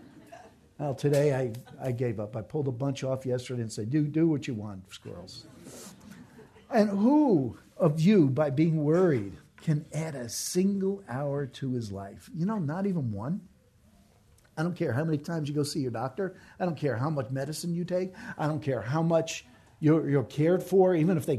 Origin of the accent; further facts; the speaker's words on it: New York, United States; moved away; I'm from New York